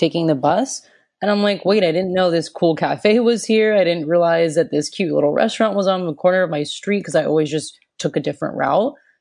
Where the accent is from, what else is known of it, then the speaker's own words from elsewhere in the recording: United States; I'm from America